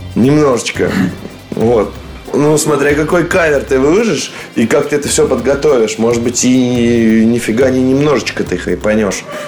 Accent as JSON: {"language": "Russian", "region": "Moscow", "country": "Russia", "said": "я как бы москвич"}